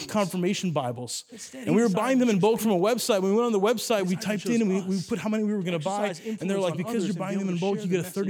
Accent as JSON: {"language": "English", "country": "Italy", "tie": "born or raised there", "said": "Growing up in Italy, when I went to school, my parents were there as missionaries, and they were there to start churches in Italy."}